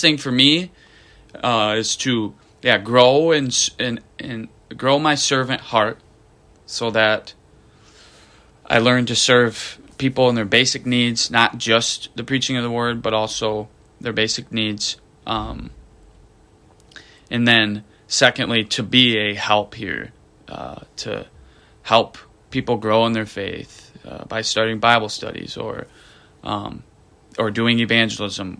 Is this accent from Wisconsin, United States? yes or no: no; Grand Rapids, Michigan, United States; I'm from Grand Rapids, Michigan